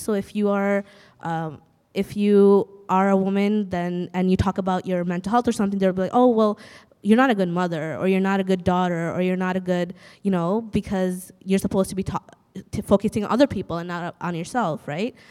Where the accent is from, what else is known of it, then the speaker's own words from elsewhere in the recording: Bangladesh; now in Canada; I'm from Bangladesh